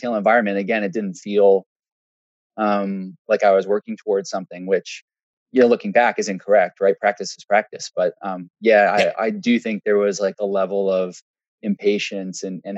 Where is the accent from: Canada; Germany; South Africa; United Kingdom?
Canada; Waterloo, Ontario; I grew up in Waterloo.